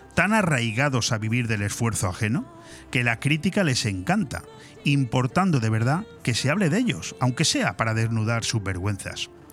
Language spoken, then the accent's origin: Spanish; Spain; la lengua oficial de nuestro país